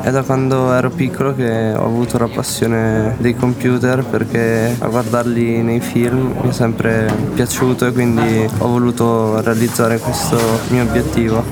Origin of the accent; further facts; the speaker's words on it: Pergine Valsugana, Trentino-Alto Adige, Italy; vengo da Pergine